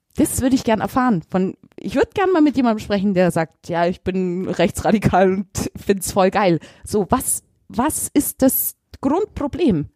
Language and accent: German; Augsburg, Bavaria, Germany; ich bin ein Augsburger